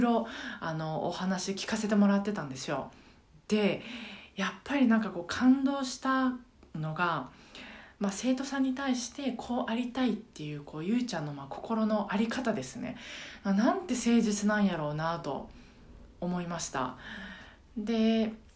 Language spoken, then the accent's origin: Japanese; Ehime, Japan; moved away; 私の地元の愛媛